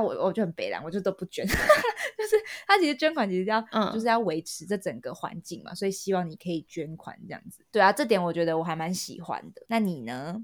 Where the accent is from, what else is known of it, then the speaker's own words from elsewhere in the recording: Taipei, Taiwan; now in London, United Kingdom; 我们这种亚洲人被惯坏，尤其是我们台北人